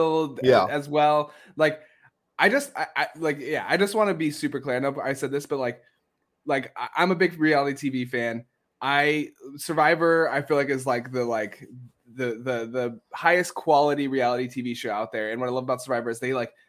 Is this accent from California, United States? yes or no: yes; San Diego, California, United States; I'm from San Diego, California, so I've seen snow like 5 times in my life.